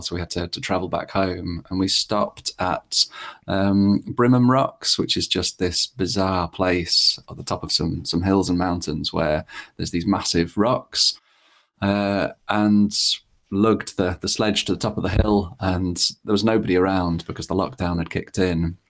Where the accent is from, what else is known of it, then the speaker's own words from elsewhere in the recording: Lincolnshire, East Midlands, United Kingdom; I grew up in Lincolnshire, which is not particularly memorable.